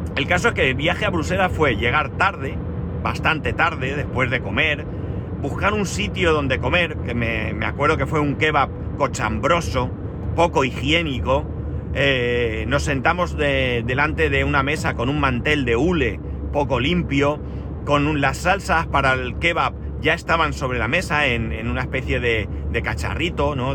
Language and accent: Spanish; Spain